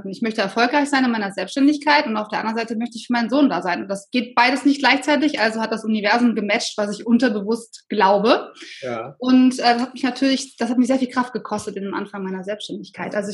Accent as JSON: {"language": "German", "town": "Solingen", "region": "North Rhine-Westphalia", "country": "Germany", "tie": "born or raised there", "said": "Ich bin äh, tatsächlich ja sehr behütet aufgewachsen. Ähm, ich komme aus Solingen"}